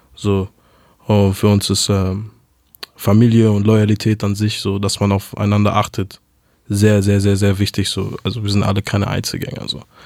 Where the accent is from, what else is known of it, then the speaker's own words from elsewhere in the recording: Hamburg, Germany; first language German; ich bin aufgewachsen in Hamburg, geboren 1993